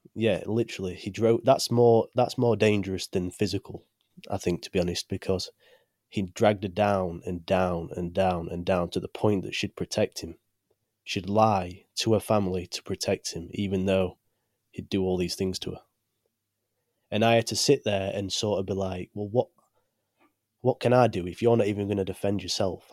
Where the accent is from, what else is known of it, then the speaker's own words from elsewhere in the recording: Chesterfield, East Midlands, United Kingdom; I'm from the UK, from a small place called Chesterfield.